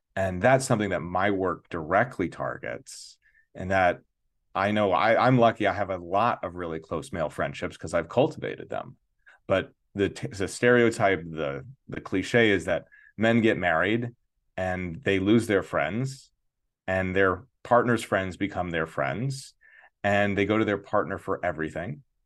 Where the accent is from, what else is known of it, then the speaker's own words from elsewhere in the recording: Santa Fe, New Mexico, United States; now in New York City, United States; I grew up in Santa Fe, New Mexico, very progressive town